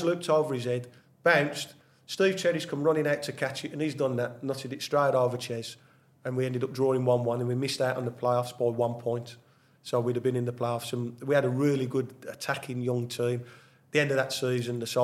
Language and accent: English; Birmingham, West Midlands, United Kingdom; Birmingham's my hometown, I used to watch them as a kid